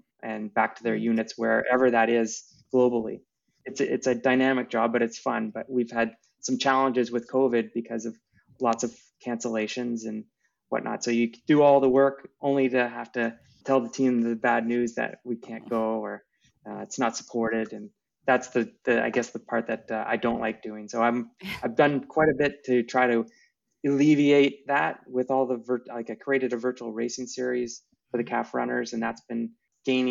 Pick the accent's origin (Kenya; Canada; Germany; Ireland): Canada; Restoule, Ontario; also born or lived in Barrie, Ontario; growing up in a small town, it was a big deal to go to North Bay from where I grew up in Restool